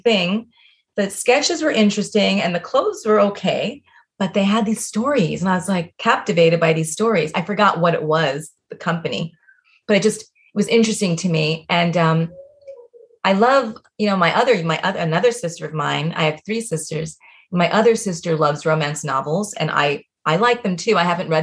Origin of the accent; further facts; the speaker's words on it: Miami, Florida, United States; also born or lived in New York City; I grew up in Miami